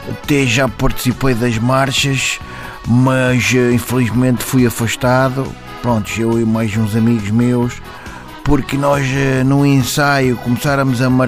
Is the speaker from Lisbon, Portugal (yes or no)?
yes; Moscavide, Lisbon, Portugal; uh, e sou de Moscavide.